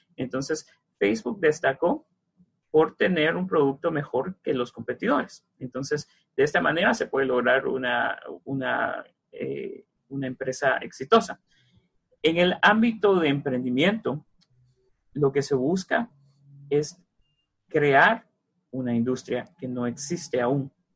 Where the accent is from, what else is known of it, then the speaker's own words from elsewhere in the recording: Mazatenango, Suchitepéquez, Guatemala; moved away; yo soy de los departamentos, yo soy de Mazatenango, Xochitepecas, y en Mazate yo leía el libro de Julio Verne